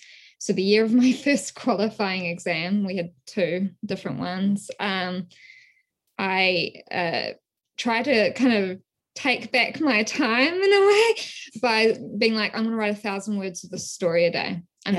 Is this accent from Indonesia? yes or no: yes; West Papua, Indonesia; also born or lived in New Zealand; So as you might be able to tell from my accent, I'm originally from New Zealand. My research in this field, it's really emerged from my experiences growing up in West Papua.